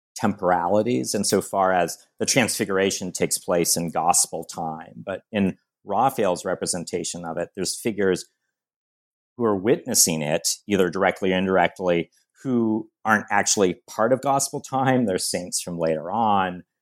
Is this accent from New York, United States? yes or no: no; San Diego, California, United States; I grew up in San Diego, California